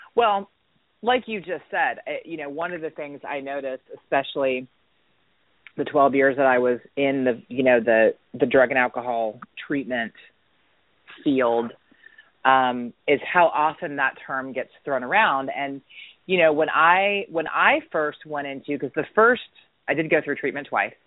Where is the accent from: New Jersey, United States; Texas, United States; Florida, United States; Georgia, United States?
Georgia, United States; Atlanta; also born or lived in Dunwoody, Georgia / Marietta, Georgia; I was born and raised um, here in Atlanta, Georgia and I actually grew up here